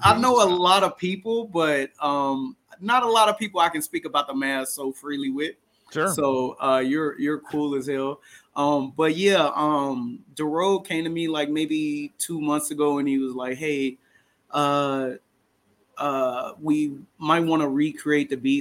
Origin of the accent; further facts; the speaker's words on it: Dallas, Texas, United States; We're both from Dallas.